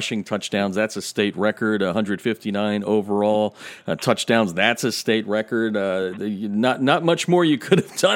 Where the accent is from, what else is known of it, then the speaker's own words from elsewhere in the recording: Pennsylvania, United States; moved away; someone from my hometown state, you can take the boy out of Pennsylvania, but you can't take Pennsylvania out of the boy